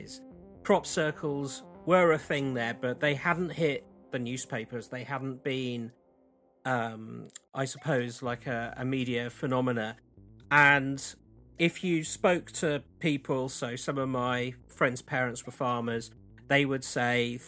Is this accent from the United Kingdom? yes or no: yes; Wiltshire, South West England, United Kingdom; I grew up in Wiltshire, and I've lived very close to Wiltshire all of my life.